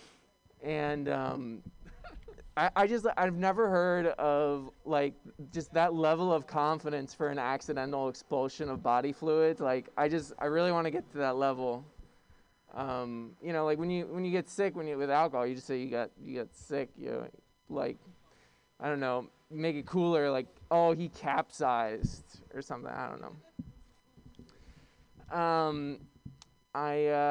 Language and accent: English; New York City, New York, United States; I'm from Brooklyn